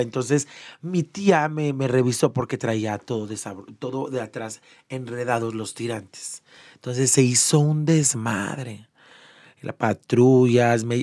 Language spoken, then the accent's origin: Spanish; León, Guanajuato, Mexico; Yo soy de León, Guanajuato, originaria de León, Guanajuato. Allá nací, me encanta, amo León.